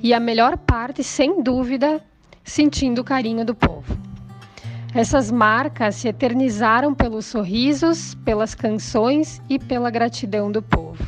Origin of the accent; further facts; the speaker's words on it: Flores da Cunha, Rio Grande do Sul, Brazil; esta é a minha terra, esta é a minha gente e ter representado esse amor engrandece o que sinto pela comunidade florense